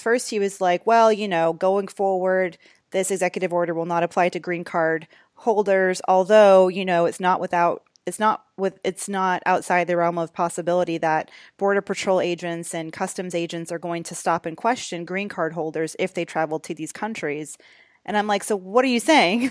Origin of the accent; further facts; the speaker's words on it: United States; as an American